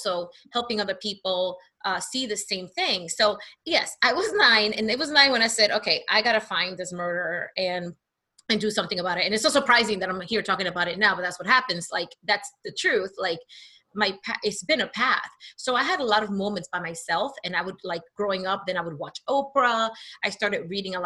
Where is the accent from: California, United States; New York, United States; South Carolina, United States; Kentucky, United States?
New York, United States; New York City; also born or lived in New Jersey; I grew up, I'm from Hamilton Heights, that's on 136th Street